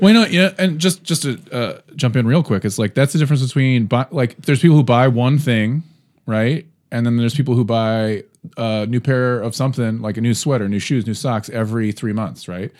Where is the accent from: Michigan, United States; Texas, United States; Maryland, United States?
Maryland, United States; Baltimore; also born or lived in Oakland, California; now in Cleveland, United States; I'm from Baltimore